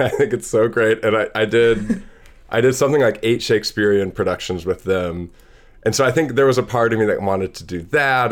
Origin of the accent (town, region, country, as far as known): Madison, Wisconsin, United States; born or raised there; also born or lived in Seattle, Washington